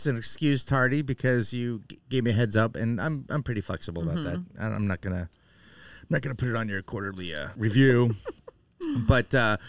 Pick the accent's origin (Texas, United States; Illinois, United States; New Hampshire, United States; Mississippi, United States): New Hampshire, United States; born or raised there; also born or lived in New York